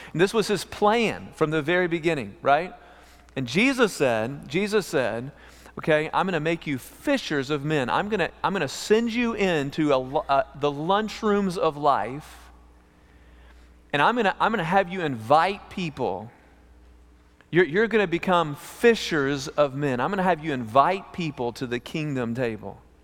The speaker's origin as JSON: {"language": "English", "region": "East Texas", "country": "United States", "tie": "born or raised there", "also_born_or_lived": "Amarillo, Texas", "said": "We grew up in East Texas at a camp for emotionally disturbed teenagers, homeschooled through fifth grade"}